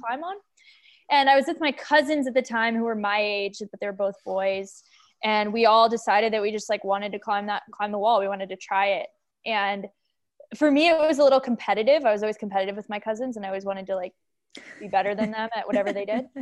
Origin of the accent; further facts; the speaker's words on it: Boulder, Colorado, United States; I grew up in Boulder, Colorado.